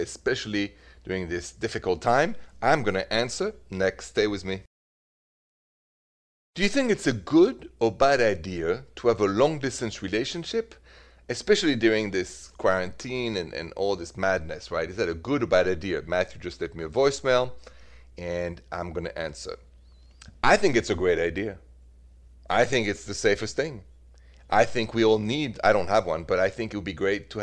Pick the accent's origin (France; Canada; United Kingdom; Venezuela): France; accent: French; also born or lived in Midwest; now in United States; My accent is French, even though I am an American citizen, proud and happy for the last 11 years, 20 years here